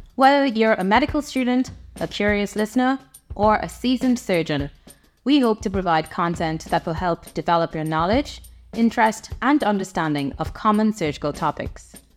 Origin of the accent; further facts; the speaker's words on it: Trinidad & Tobago; moved away as an adult; now in Ireland; I am originally from the Caribbean. I come from Trinidad and Tobago